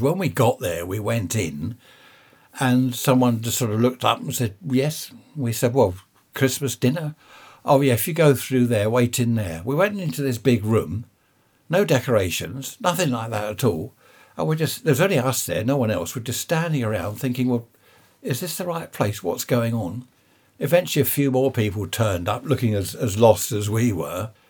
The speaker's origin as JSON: {"language": "English", "area": "Surrey", "region": "South East England", "country": "United Kingdom", "tie": "born or raised there", "said": "I was born in Surrey."}